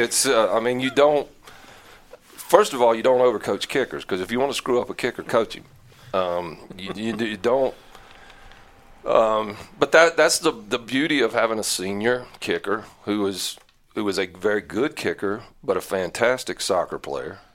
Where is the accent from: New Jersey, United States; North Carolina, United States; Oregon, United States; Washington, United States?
North Carolina, United States; Newton; also born or lived in Mooresville, North Carolina; I was born in Mooresville, North Carolina. I'm, I'm a late kid, I guess. Um, grew up Iredale County, Catawba County, Catawba Valley, went to Newton Conover High School